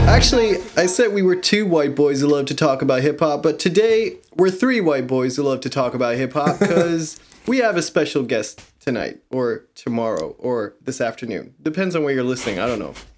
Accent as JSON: {"language": "English", "region": "Groningen", "country": "Netherlands", "tie": "born or raised there", "said": "you're from my hometown, right? We know each other from back in the Netherlands, from Groningen"}